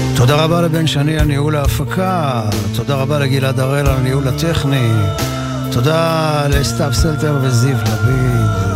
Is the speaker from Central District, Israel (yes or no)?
no; Ramat Gan, Tel Aviv District, Israel; also born or lived in Jerusalem; גם אני נולדתי בירושלים, ואחר כך המשפחה עברו, עברה לגור ברמת גן